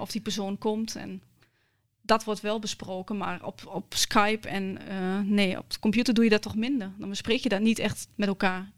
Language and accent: Dutch; Hengelo, Overijssel, Netherlands; accent: Twents; ik eh, ben in Hengelo geboren